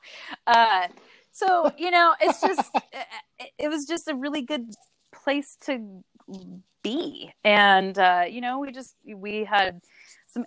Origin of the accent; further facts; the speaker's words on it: Salem, Oregon, United States; I actually grew up in good old Salem, Oregon